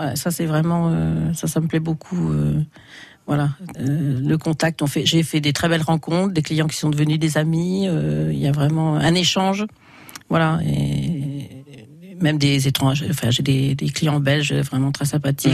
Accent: Vézelay, Bourgogne-Franche-Comté, France; moved away as an adult; now in Saint-Père-sous-Vézelay, France; je suis originaire de Vézelay

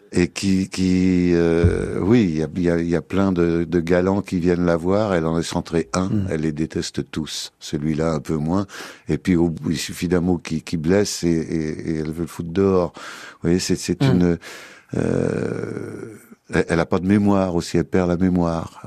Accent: Paris, Île-de-France, France; also born or lived in Loir-et-Cher; Non, moi je suis parisien de chez parisien. Je prends mon passeport quand je passe le périphérique et, c'est épouvantable. Je suis né à Paris, j'y ai vécu mon enfance.

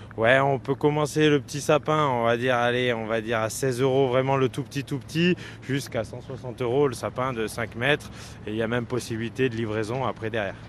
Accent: Haute-Loire, Auvergne-Rhône-Alpes, France; les trois producteurs qu'on est place Albert Thomas, on est de la Haute-Loire

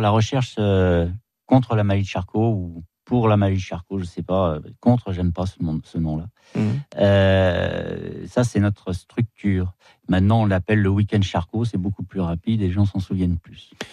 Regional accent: near Lohéac, Ille-et-Vilaine, Brittany, France; je suis pas de l'Oéac, mais je suis très près

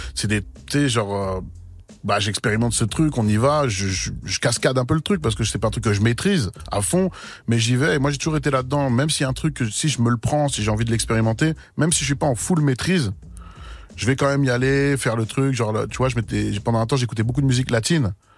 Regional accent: Seine-et-Marne, Île-de-France, France; chez nous, dans le 7 là où on a grandi

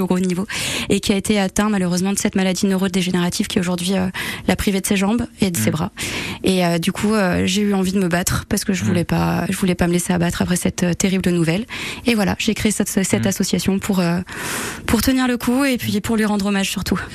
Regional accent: Réunion; now in Aix-les-Bains, France; j'ai grandi à la Réunion

